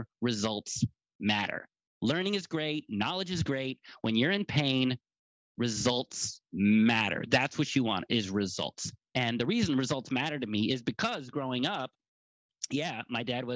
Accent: United States; I'm an American

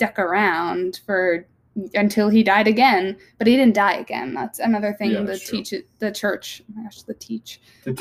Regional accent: New Jersey, United States; We're from Jersey

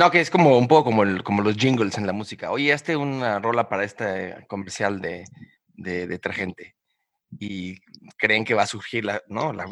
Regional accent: Mexico City, Mexico; Yo soy de la Ciudad de México.

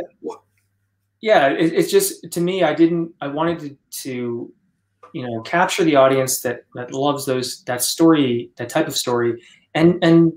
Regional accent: United States; I've lived with a sort of color blindness and wanted to view myself as American, specifically white American, having been raised within a partially white family

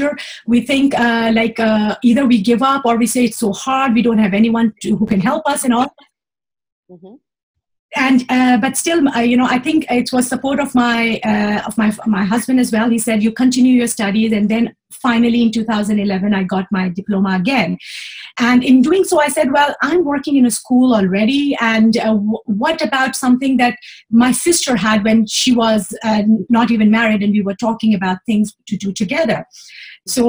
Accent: Pakistan; moved away as an adult; now in Switzerland; I came from Pakistan

